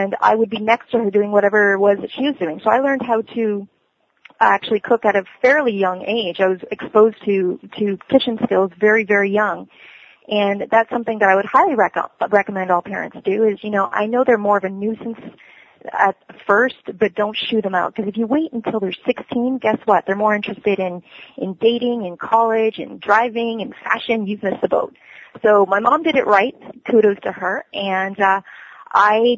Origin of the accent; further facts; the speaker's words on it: Cambridge, Ontario, Canada; also born or lived in South America / Waterloo, Ontario; I was born in South America, and I grew up in Cambridge, Ontario, Canada.